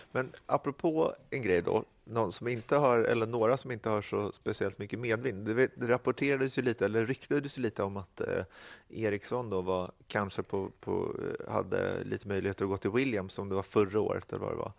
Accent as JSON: {"language": "Swedish", "country": "Sweden", "said": "vi som svenskar"}